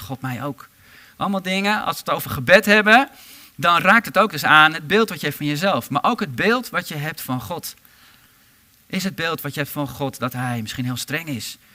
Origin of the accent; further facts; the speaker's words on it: Harderwijk, Gelderland, Netherlands; ik kom zelf uit Harderwijk